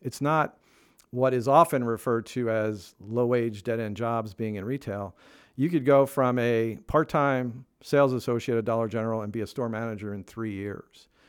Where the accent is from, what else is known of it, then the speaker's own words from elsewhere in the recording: Northeast, United States; moved away; I grew up in the Northeast